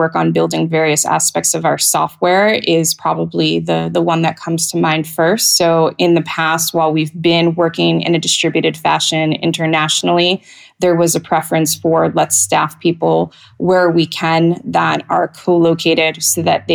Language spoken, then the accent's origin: English; United States; moved away as an adult; also born or lived in Europe; I am American and have only lived here full time for just over a year now